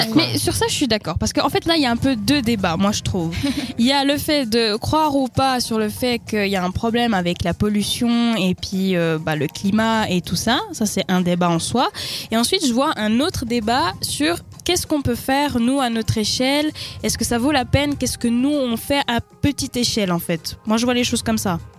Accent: Spain; French is a second language; moved away; je suis espagnole

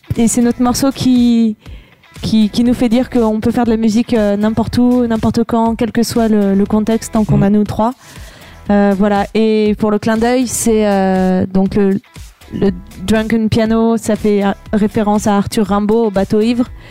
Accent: Vercors, Auvergne-Rhône-Alpes, France; je suis du Vercors

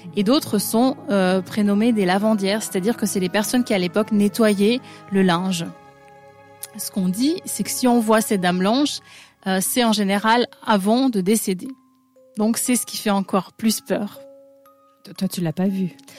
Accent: north-east France, France; je viens du nord-est de la France

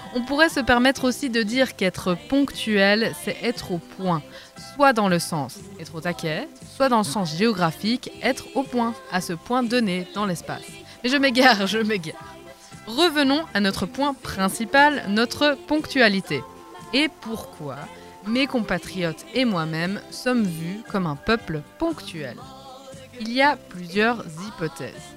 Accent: Vaud, Switzerland; en tant que vaudoise

